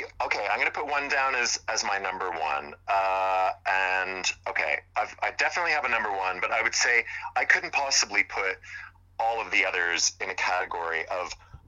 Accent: Montreal, Quebec, Canada; moved away as an adult; now in United Kingdom; he's from my hometown, you know, Montreal.

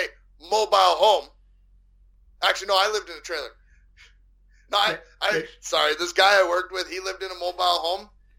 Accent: Canada

